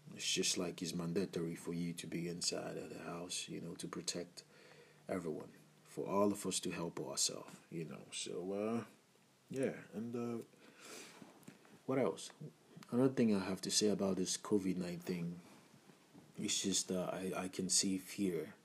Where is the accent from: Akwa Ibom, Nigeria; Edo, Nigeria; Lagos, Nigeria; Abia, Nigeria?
Abia, Nigeria; I'm from Nigeria and uh, from the Ibo part of Nigeria, Ibo tribe, and uh, Abia state precisely